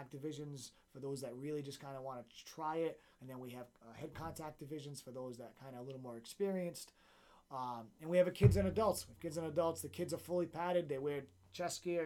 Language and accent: English; Central Falls, Rhode Island, United States; my hometown of Central Falls, the Knights of Columbus Hall